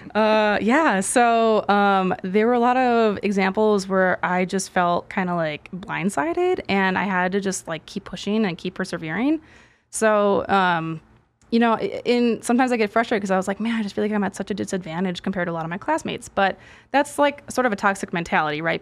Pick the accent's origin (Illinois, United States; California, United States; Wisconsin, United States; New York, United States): Wisconsin, United States; Milwaukee; I'm from Milwaukee originally.